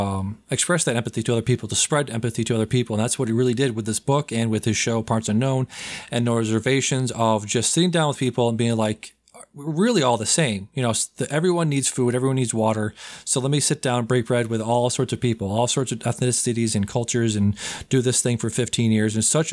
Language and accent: English; Massachusetts, United States; I'm from Massachusetts